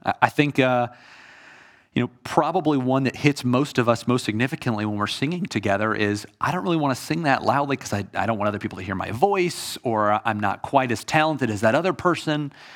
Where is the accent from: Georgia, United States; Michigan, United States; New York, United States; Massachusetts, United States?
Georgia, United States; Atlanta; I am from Atlanta. I grew up a Braves fan.